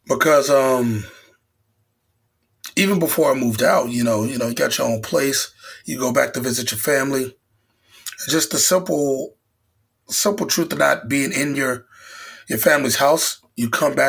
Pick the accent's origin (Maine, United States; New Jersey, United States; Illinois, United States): Illinois, United States; Chicago; moved away as an adult; now in New York, United States; back in Chicago, you know, my hometown.